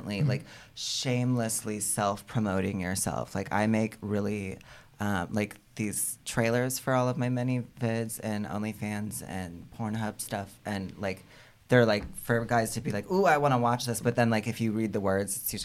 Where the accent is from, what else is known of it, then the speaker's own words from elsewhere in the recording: United States; We're from America.